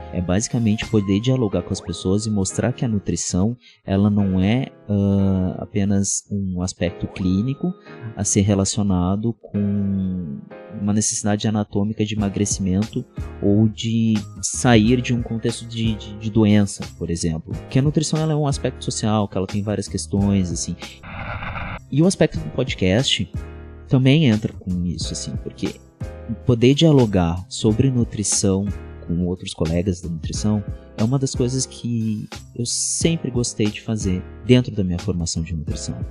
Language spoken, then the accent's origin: Portuguese; São Jerônimo, Rio Grande do Sul, Brazil; moved away; lá na minha cidade natal, que é São Jerônimo